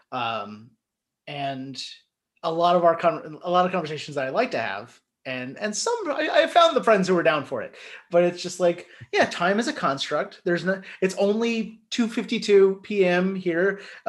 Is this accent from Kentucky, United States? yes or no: yes; Northern Kentucky, United States; I grew up in Northern Kentucky